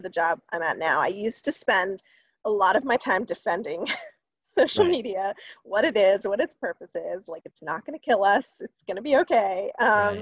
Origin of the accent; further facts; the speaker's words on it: Columbia, Maryland, United States; I grew up in Maryland, a little town called Columbia